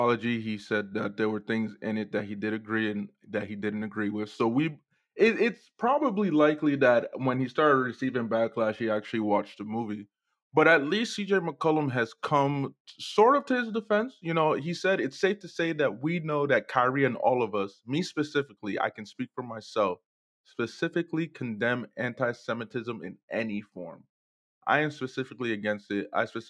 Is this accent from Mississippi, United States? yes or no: no; Newark, New Jersey, United States; in my hometown in Newark, yeah.